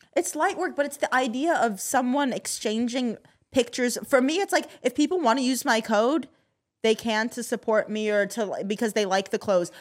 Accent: Kentucky, United States; now in California, United States; I grew up in Kentucky, but I've lived in California for the past twelve years

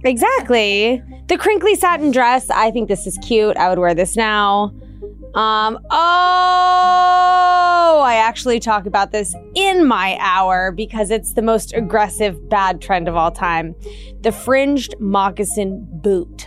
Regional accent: East Coast, United States; I grew up on the East Coast

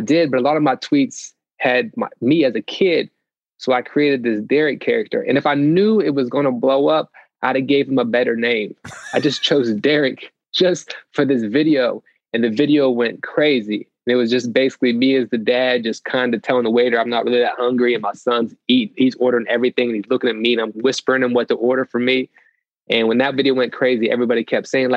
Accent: Cadiz, Ohio, United States; I grew up in a small town, Caddis, Ohio

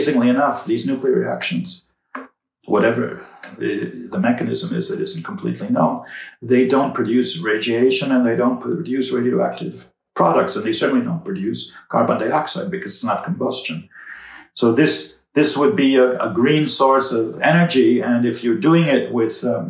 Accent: New York City, New York, United States; It turns out we're both from New York City. We went to public schools in New York City, high schools in New York City

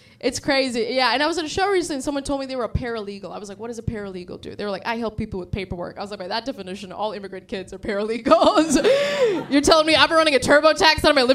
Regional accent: San Diego, California, United States; moved away as an adult; also born or lived in Sri Lanka; now in New York, United States; I grew up in San Diego.

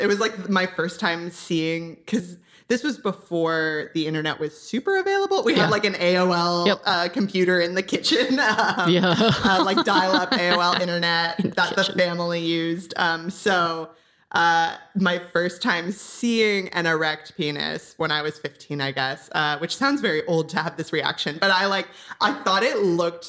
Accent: Orange County, Southern California, United States; now in Los Angeles, United States; I'm from Orange County in Southern California. So I've pretty much only ever been here.

